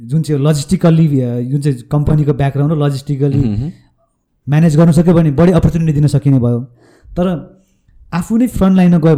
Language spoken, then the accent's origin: Nepali; Lelep, Koshi Province, Nepal; moved away; म ताप्लेजुङको लेलेप भन्ने गाउँमा